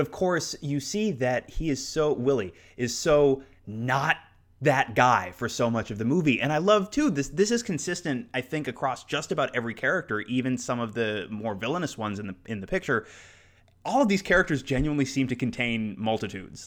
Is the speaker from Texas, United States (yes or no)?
no; South Florida, United States; when I was growing up in South Florida